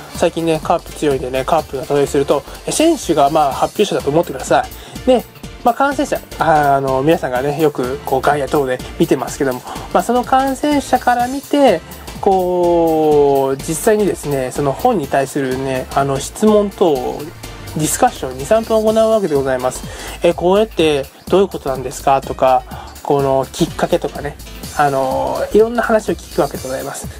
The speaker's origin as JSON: {"language": "Japanese", "region": "Hiroshima", "country": "Japan", "tie": "born or raised there", "said": "まあ僕ここ広島の出身でですね"}